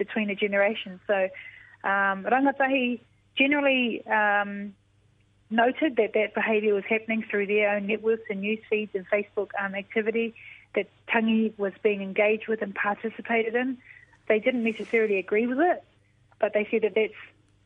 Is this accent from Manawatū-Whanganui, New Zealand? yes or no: no; Taranaki, New Zealand; growing up in Taranaki, I learned all of this stuff through being in Taranaki and going back to our marae